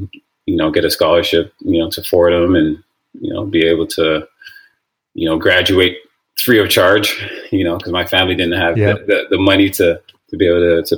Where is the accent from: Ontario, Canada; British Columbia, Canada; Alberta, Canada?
Ontario, Canada; Toronto; Yeah, I mean, growing up, actually, soccer was my first love.